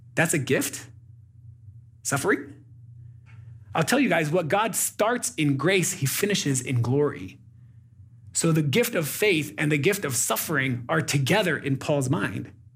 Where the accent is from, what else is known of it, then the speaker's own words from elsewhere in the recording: United States; moved away as an adult; now in Burundi; I live in Burundi as a, as an American